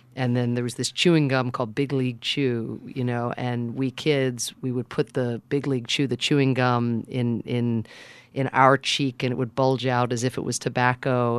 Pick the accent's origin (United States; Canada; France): United States; also born or lived in Ireland; the place that I grew up in America